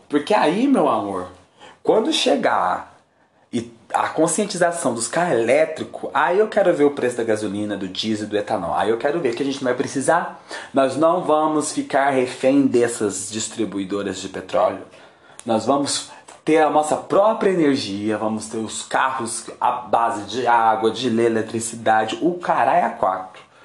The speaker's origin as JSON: {"language": "Portuguese", "town": "Uberaba", "region": "Minas Gerais", "country": "Brazil", "tie": "born or raised there", "also_born_or_lived": "São José do Rio Preto", "moved": "as an adult", "said": "Quando eu voltei a morar em Uberaba, minha terra natal, depois de anos fora"}